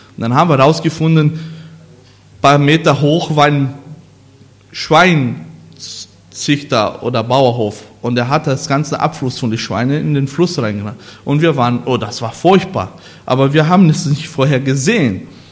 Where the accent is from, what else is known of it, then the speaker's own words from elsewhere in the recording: Brazil; German is a second language; moved away as an adult; now in Germany; wo ich eigentlich groß geworden bin, obwohl ich ein Deutscher bin oder Brasilianer